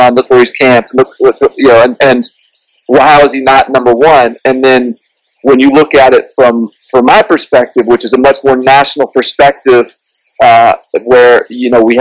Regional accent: Nashville, Tennessee, United States; I'm from Nashville originally, so I am in sort of SEC country growing up.

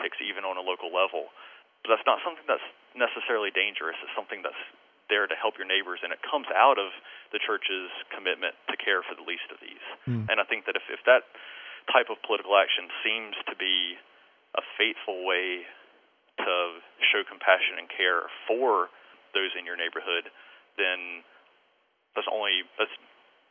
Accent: United States; as we are American citizens, we're also Christians, but we're Christians first

